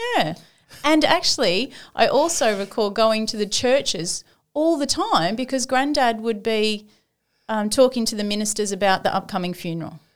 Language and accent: English; Sydney, New South Wales, Australia; moved away as an adult; also born or lived in Gosford / Granville; now in Port Macquarie, Australia; I ain't living in Port Macquarie. I'm from Sydney.